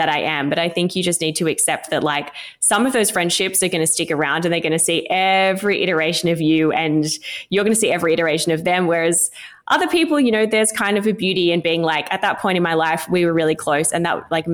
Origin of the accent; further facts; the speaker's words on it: regional New South Wales, Australia; moved away as an adult; now in Sydney, Australia; I'm not from Sydney, I'm from regional New South Wales, and I remember moving to Sydney at 19